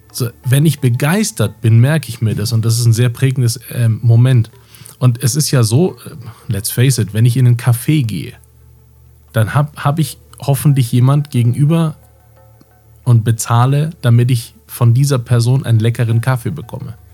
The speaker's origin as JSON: {"language": "German", "town": "Munich", "region": "Bavaria", "country": "Germany", "said": "ich komme aus München."}